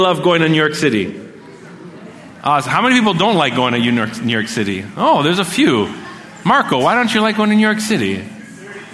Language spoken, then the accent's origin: English; Montreal, Quebec, Canada; we're from Montreal